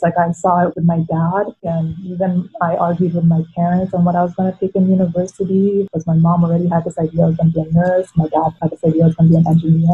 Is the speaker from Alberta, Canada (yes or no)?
yes; Edmonton, Alberta, Canada; first language Tagalog; English is a second language; also born or lived in Philippines; i came when i was four and i actually remember a lot from the philippines and you know tagalog was my first language and we were very lucky that a good chunk of my mom's family was already in edmonton when we came here I grew up in a very multicultural community too.